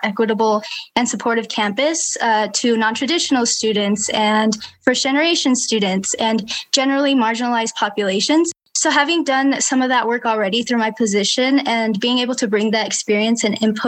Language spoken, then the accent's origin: English; Provo, Utah, United States; I was born and raised in Provo